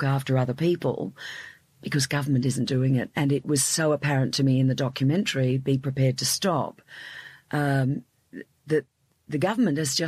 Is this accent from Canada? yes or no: no; Australia; I'm Australian